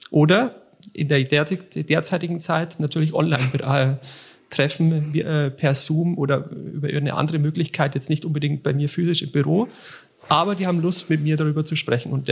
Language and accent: German; Bavaria, Germany; born there; Komme gebürtig aus der Region von Ingolstadt und habe dort mal eine Sparkasse, äh, eine Lehre zum Bankkaufmann gemacht bei der Sparkasse Ingolstadt-Eichstätt